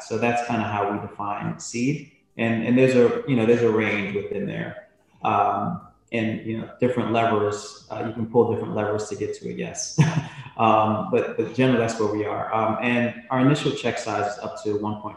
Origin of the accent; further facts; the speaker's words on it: New York, United States; also born or lived in Jamaica; now in Southern California, United States; My family moved to the US when I was about 7, to New York. And so I grew up partially in New York and partially in Jamaica